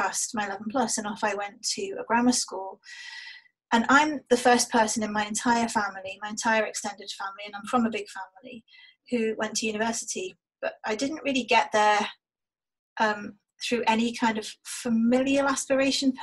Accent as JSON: {"language": "English", "town": "Liverpool", "region": "North West England", "country": "United Kingdom", "tie": "born or raised there", "also_born_or_lived": "Germany", "moved": "yes", "said": "we were born and raised in Toxteth, which is an area of deprivation in Liverpool."}